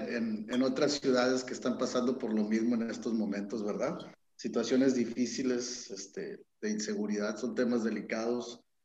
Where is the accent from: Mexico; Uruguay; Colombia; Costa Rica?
Mexico; Tampico-Altamira-Ciudad Madero area, Tamaulipas; Tampico somos Altamira y somos Ciudad Madero también